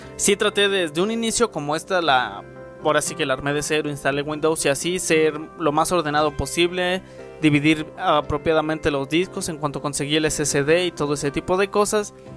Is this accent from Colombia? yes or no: no; Mexico; aquí en mi país y al menos en mi escuela